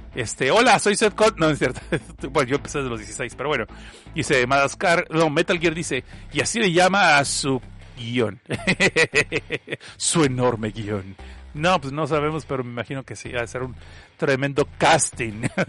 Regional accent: Mexico; yo soy mexicano

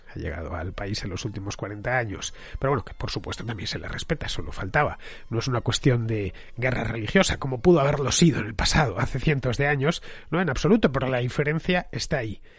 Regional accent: Spain; Marroquíes y españoles no nos entendemos

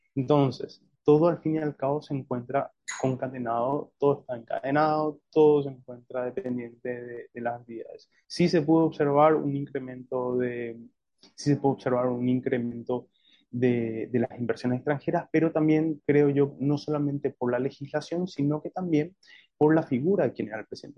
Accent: Paraguay

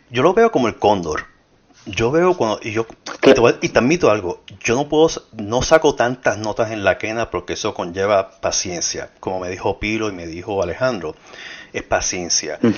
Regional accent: Puerto Rico; born there; creo que nací en Puerto Rico y soy latinoamericano. No nací en Sudamérica

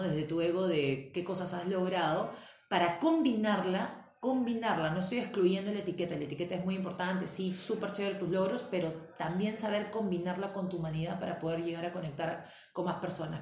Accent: Peru

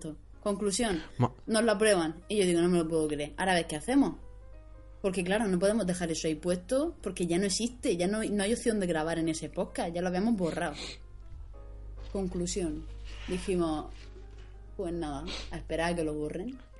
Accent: Alcantarilla, Region of Murcia, Spain; aquí a Alcantarilla, a mi pueblo

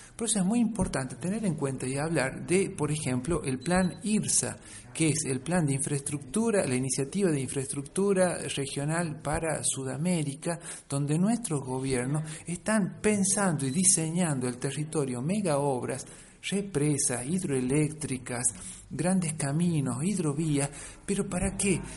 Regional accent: Catamarca, Argentina; yo vengo de la provincia de Catamarca, donde está este mega emprendimiento

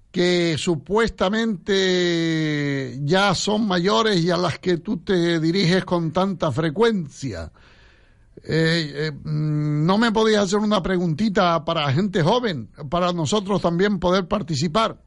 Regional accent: Santa Brígida, Canary Islands, Spain; en mi pueblo, me acuerdo que la gente, los talayeros ahí en Santa Brígida

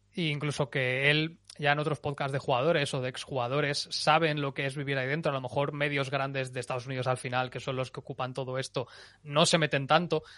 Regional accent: Valencian Community, Spain; yo que soy valenciano

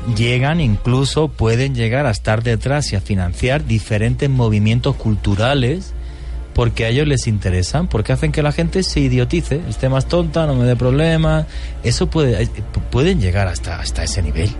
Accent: Spain; moved away; al que le debemos una transición, una transición democrática en mi país

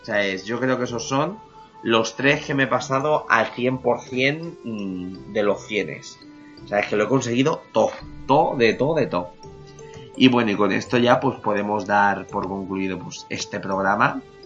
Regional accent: Spain; por ser español

